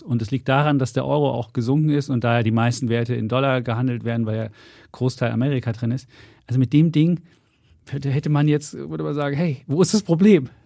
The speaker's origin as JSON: {"language": "German", "region": "East Germany", "country": "Germany", "tie": "born or raised there", "moved": "yes", "said": "ich ja seit 1990 erst jetzt äh, Westdeutscher bin. Vorher bin ich, im Osten groß geworden"}